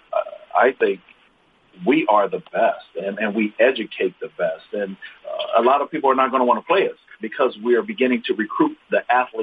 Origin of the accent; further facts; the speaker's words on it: Dayton, Ohio, United States; moved away; also born or lived in Anchorage, Alaska; I was born in Dayton, Ohio